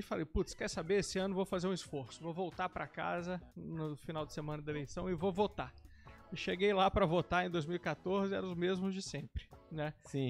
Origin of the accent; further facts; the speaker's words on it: Belo Horizonte, Minas Gerais, Brazil; moved away; also born or lived in Curitiba / São Paulo; eu sou de Belo Horizonte, mas acabei saindo de casa pra fazer intercâmbio, depois fui fazer faculdade em Curitiba, trabalhar em São Paulo